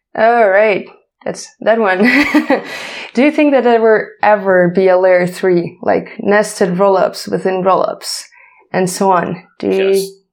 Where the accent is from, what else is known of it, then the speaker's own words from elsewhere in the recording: Ukraine; English is a second language; we're from Ukraine